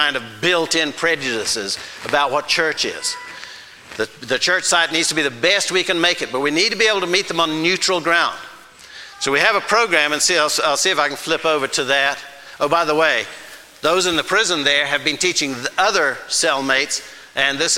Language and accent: English; Zimbabwe; first language Shona; English is a second language; now in United States; my home country, my first home country, Zimbabwe